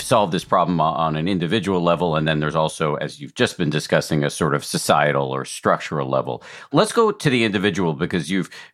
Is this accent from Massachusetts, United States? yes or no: yes; Newton, Massachusetts, United States; I grew up in Newton, right outside of Boston